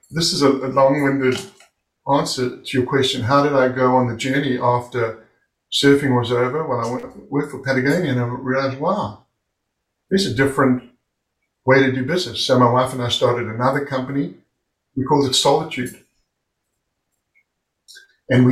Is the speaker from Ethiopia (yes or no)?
no; South Africa; moved away as an adult; I'm over from South Africa